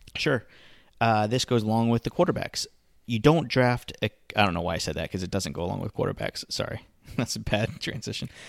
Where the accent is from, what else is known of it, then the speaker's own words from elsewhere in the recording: Florida Keys, United States; I grew up in the Florida Keys.